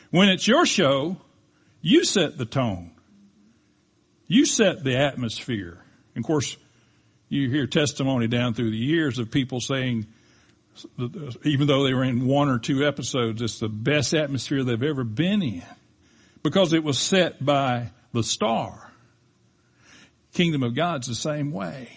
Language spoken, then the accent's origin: English; United States; we definitely as American citizens